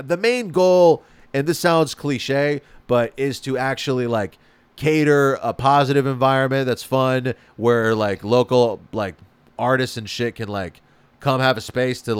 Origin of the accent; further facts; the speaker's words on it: Spain; moved away as an adult; now in Los Angeles, United States; I grew up in Spain, and then when I moved to LA, I spoke Spanish